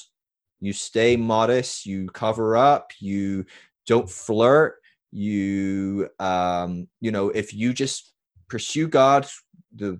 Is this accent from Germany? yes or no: no; Scotland, United Kingdom; moved away as an adult; also born or lived in California; I was from Scotland